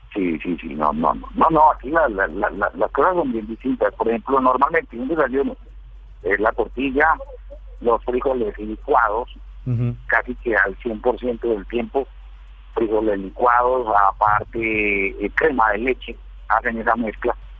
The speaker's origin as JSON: {"language": "Spanish", "country": "Colombia", "also_born_or_lived": "Cali / Antioquia", "moved": "as an adult", "lives_now": "Guatemala", "said": "Aquí estoy como buen como buen caleño paisa. ¿sí? Tengo familia en ambos lados, por parte de mamá y papá."}